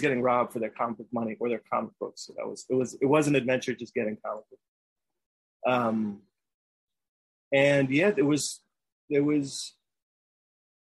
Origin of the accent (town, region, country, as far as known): New York City, New York, United States; born or raised there; now in Brooklyn, United States